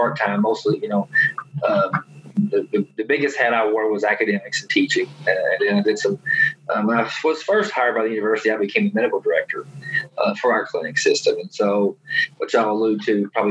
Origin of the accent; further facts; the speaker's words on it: an hour from Knoxville, Tennessee, United States; UT Knoxville, which was an hour from my hometown